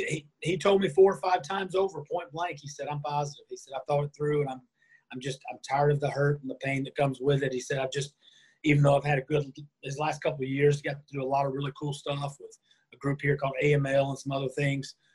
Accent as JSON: {"language": "English", "region": "North Carolina", "country": "United States", "tie": "born or raised there", "said": "I grew up in North Carolina here in the States"}